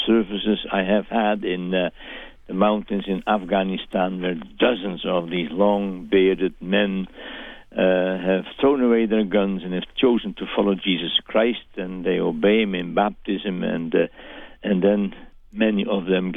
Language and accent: English; Netherlands; I'm speaking as a Dutchman. Mm-hmm. You realize that I'm not an American.